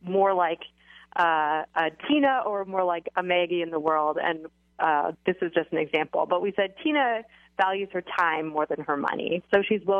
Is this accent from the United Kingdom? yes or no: no; Canada; I am Canadian